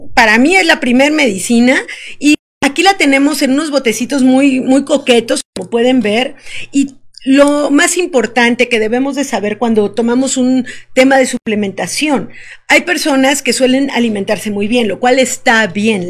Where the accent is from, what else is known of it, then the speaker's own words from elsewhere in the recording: Veracruz, Mexico; moved away as an adult; now in Querétaro, Mexico; Yo soy del estado de Veracruz, veracruzana, y vivo aquí en Querétaro desde hace un año